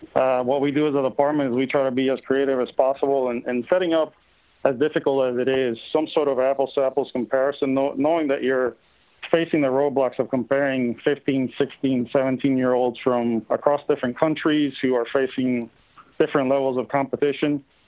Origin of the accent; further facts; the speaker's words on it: Puerto Rico; I grew up in Puerto Rico